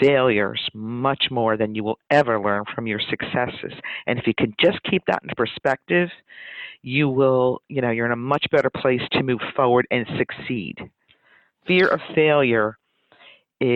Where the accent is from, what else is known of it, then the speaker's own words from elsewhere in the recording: New York City, New York, United States; I was born in Brooklyn